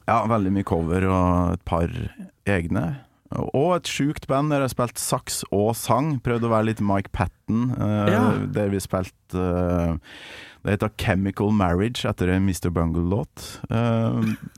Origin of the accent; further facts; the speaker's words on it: Kolvereid, Trøndelag, Norway; moved away; Kolvereid og der jeg kommer fra. Ytre Namdal.